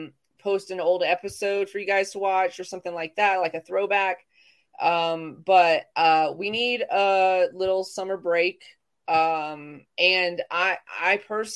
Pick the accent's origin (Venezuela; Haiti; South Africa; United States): United States; the South; I'm from the South